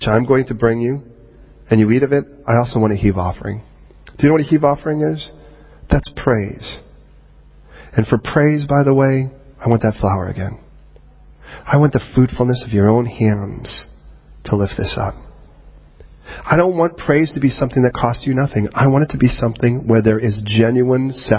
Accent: United States; moved away as an adult; now in United Kingdom; I don't view myself as American. I view myself now as Britannican

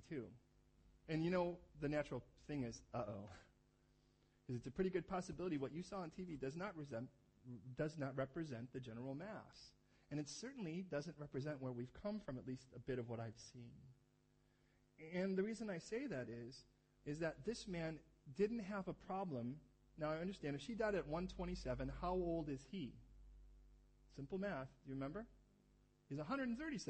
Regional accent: California, United States; moved away; I'm from California

